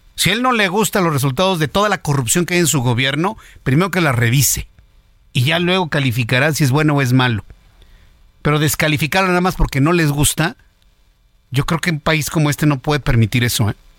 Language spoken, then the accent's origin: Spanish; Mexico; en México nos gusta mucho la porra